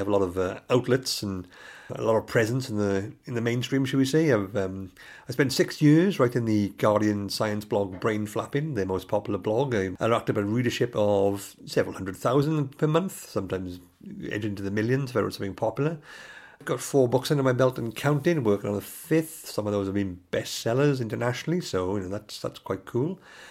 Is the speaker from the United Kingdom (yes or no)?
yes; Pontycymer, Wales, United Kingdom; I was born and raised in the Garo Valley, just north of Bridgend, former mining valley in the village of Pontycumber. You know, my grandfathers were coal miners and my parents are Welsh, my grandparents are Welsh.